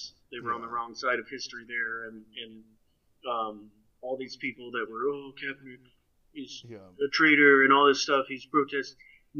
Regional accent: Quinton, Oklahoma, United States; where I grew up in Quentin, we were also the Savages.

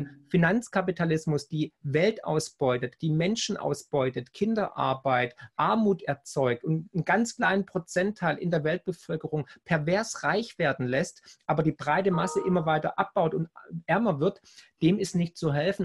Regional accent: Swabia, Baden-Württemberg, Germany; accent: Swabian; also born or lived in United States; ich bin ja Schwabe, wie du hörst

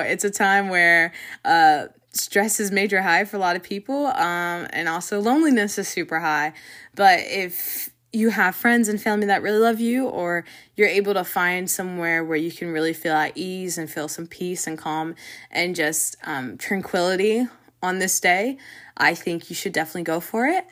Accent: Jacksonville, Florida, United States; the rest of our family has born and raised in Jacksonville, and a lot of them stayed here

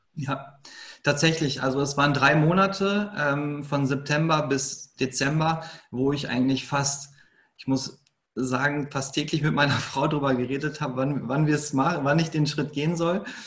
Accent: Lünen, North Rhine-Westphalia, Germany; Ich komme aus Lünen. Ähm, das ist in Nordrhein-Westfalen, eigentlich so mitten aus dem Ruhrpott, kann man sagen.

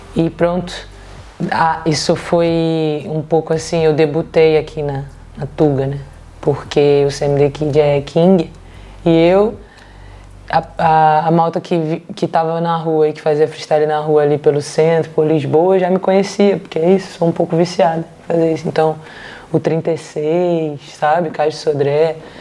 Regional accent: Rio de Janeiro, Brazil; now in Copenhagen, Denmark; de onde eu vim do Rio de Janeiro

